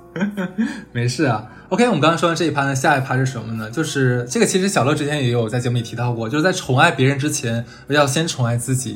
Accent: Northeast China, China; moved away as an adult; 我是东北人嘛，尤其在我们八零年代，我们那一批的小孩儿

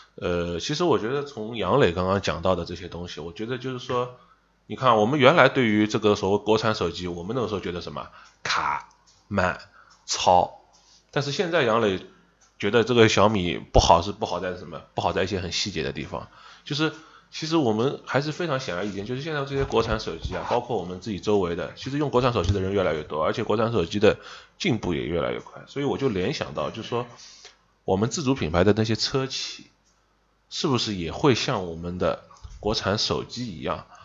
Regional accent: Shanghai, China; accent: Shanghainese; 我们上海话当老傻根儿

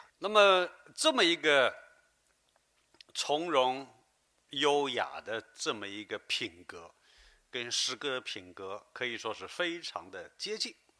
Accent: Guangzhou, Guangdong, China; 我们广州人在历史上有的时候更多的是关注于身边、周围和自我的世界。

